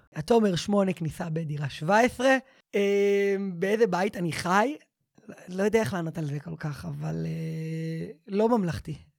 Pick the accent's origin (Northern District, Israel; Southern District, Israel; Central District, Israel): Central District, Israel; Givat Shmuel; גדלתי בגבעת שמואל, בבית דתי-לאומי, ליברלי, בורגני